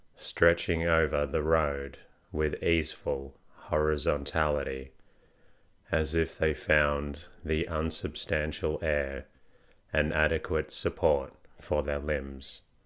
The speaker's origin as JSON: {"language": "English", "country": "Australia", "said": "I am Australian, not British."}